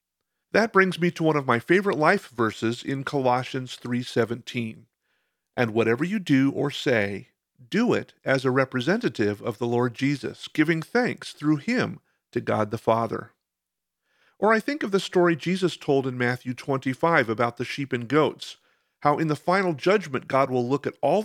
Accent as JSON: {"language": "English", "country": "Bolivia", "tie": "born there", "said": "I was born in Bolivia while my parents were missionaries in South America."}